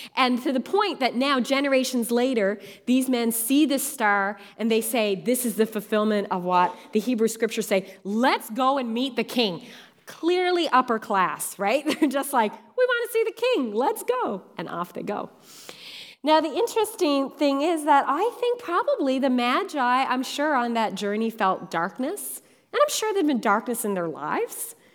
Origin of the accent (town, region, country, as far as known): Newfoundland and Labrador, Canada; born or raised there; now in Ontario, Canada